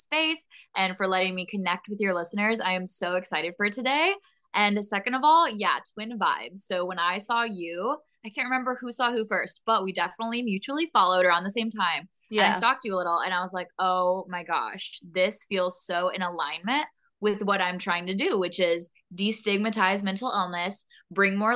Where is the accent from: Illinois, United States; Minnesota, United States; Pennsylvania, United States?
Illinois, United States; Carlisle; I grew up in a tiny town called Carlisle, Illinois